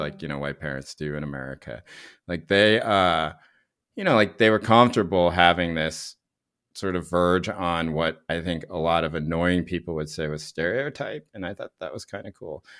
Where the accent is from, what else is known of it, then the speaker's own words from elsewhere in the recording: United States; to me as an American